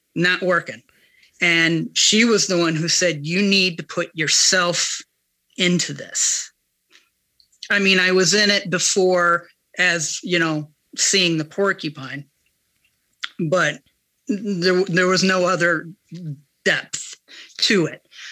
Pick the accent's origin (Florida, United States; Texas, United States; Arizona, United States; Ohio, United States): Ohio, United States; moved away; my time growing up in Ohio